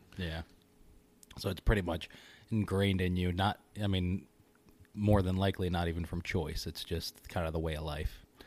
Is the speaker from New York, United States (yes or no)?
yes; Syracuse, New York, United States; also born or lived in Kentucky; I grew up in Kentucky and then here in Syracuse